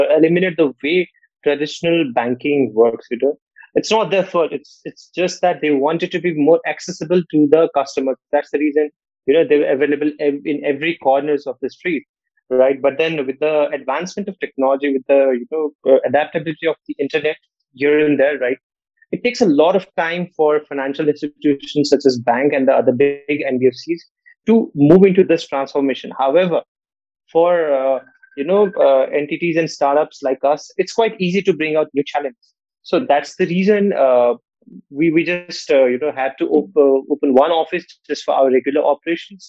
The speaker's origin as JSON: {"language": "English", "country": "Nepal", "moved": "yes", "lives_now": "India", "said": "I come from a different country. I come from Nepal"}